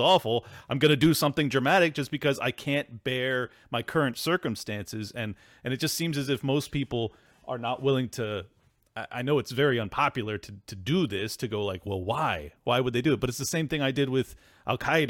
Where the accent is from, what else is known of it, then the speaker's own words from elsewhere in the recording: United States; as an American man